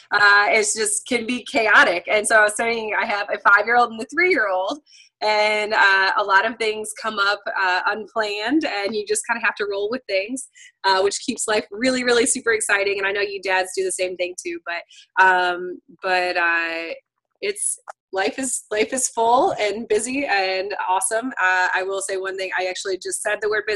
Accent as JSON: {"language": "English", "town": "Chicago", "region": "Illinois", "country": "United States", "moved": "yes", "lives_now": "Fuquay-Varina, United States", "said": "Originally, I'm from Chicago."}